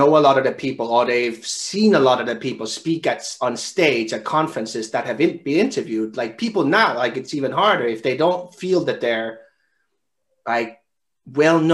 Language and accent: English; Denmark; I found another Danish guy who studied at the same university as me from my hometown